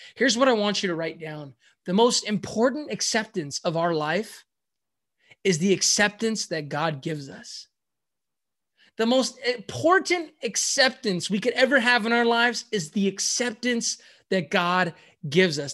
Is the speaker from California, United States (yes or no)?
yes; San Francisco, California, United States; I am from San Francisco, California, the Bay Area